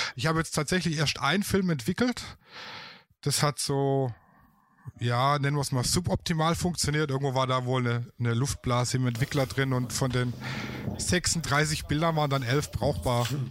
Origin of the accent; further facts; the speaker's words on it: Baden-Württemberg, Germany; accent: Swabian; ich komme aus dem schönen Baden-Württemberg, mhm. aus dem Schwabeländle